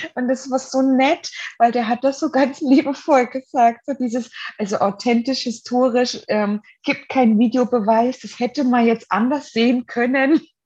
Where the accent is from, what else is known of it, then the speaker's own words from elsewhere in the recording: Germany; ich bin ja in der DDR geboren